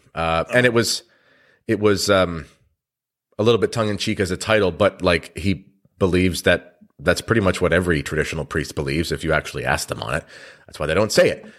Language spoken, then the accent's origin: English; Canada; I'm a Canadian